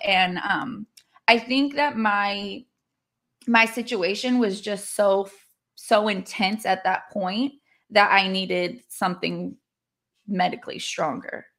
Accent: California, United States; moved away as an adult; also born or lived in Hawaii; now in Arkansas, United States; I am born and raised in California

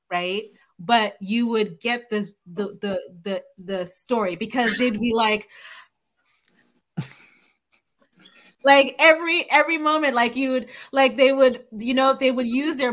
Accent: Nigeria; moved away; growing up in Nigeria

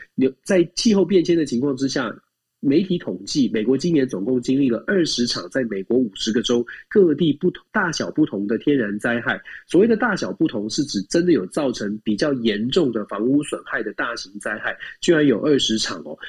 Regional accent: Taiwan; now in United States; 我们是台湾来的

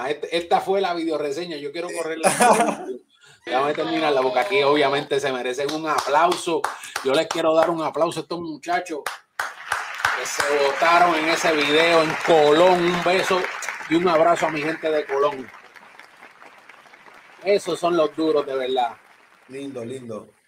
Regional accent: New York, United States; also born or lived in Bronx; nacido en el Bronx, criado en Nueva York.

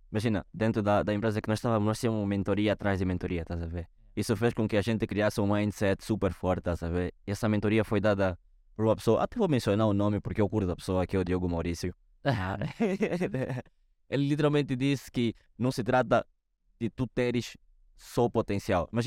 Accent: Angola; now in Portugal; como angolano, estar em Portugal me abriu muito a visão, me abriu o potencial.

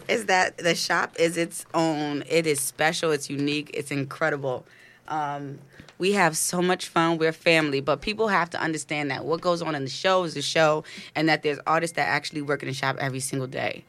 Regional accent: New York City, New York, United States; also born or lived in Clinton Hill, Brooklyn; now in Harlem, United States; born and raised in Brooklyn

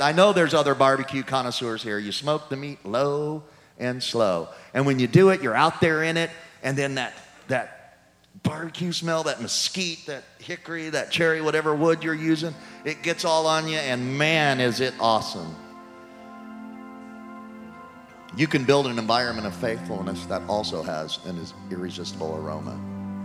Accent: Louisiana, United States; I'm from Louisiana

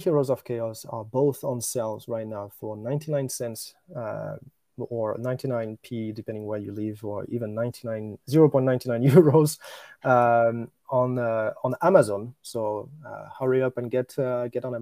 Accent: Normandy, France; accent: French; English is a second language; moved away as an adult; also born or lived in China / Japan; now in Tokyo, Japan; I was born in Normandy in France, and I stayed there until I was 21

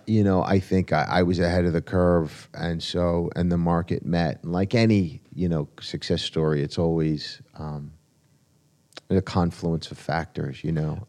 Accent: New Jersey, United States; now in New York City, United States; I grew up in Jersey

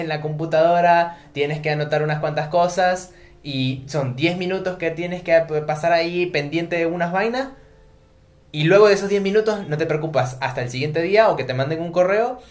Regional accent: Venezuela; moved away as an adult; now in Buenos Aires, Argentina; vengo de Venezuela

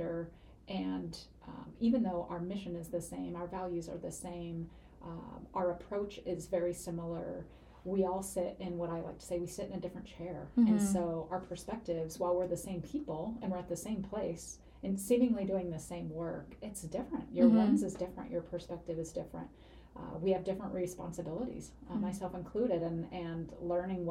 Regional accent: Seattle, Washington, United States; moved away as an adult; now in Spokane, United States; I'm from the Seattle area originally.

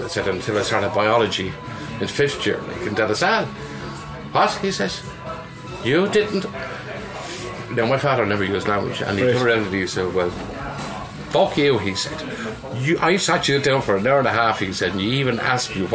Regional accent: Ireland; moved away as an adult; also born or lived in Germany

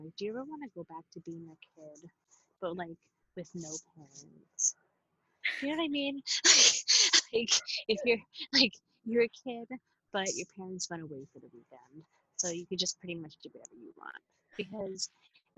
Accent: Long Island, New York, United States; we're from Long Island

